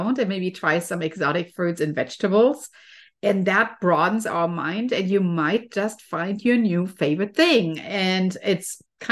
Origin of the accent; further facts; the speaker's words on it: Germany; moved away; I'm originally from Germany, and trees are definitely a very common thing there. I always used to go to a forest when I was a child